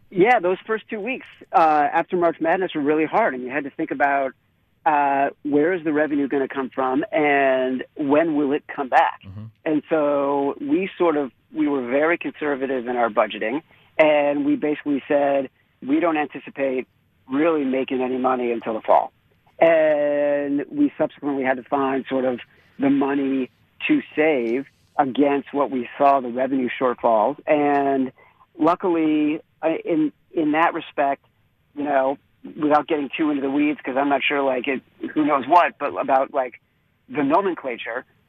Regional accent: Highland Park, Illinois, United States; I grew up outside Chicago, right? I grew up in Highland Park

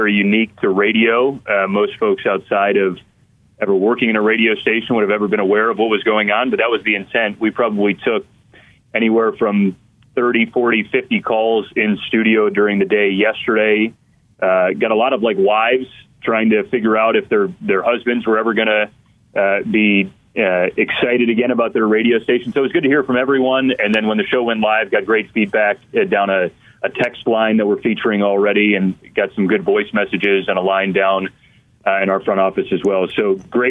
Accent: Detroit, Michigan, United States; I grew up in the Detroit area

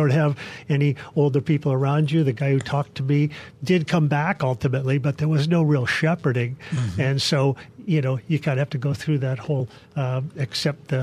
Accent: Palos Verdes, California, United States; our well-to-do neighborhood in Palos Verdes

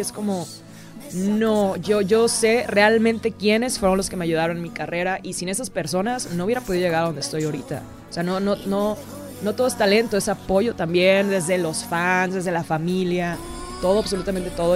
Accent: Mexico; mi país, a México

